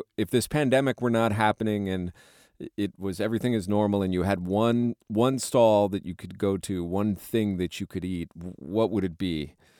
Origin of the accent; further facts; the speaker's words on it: United States; as an American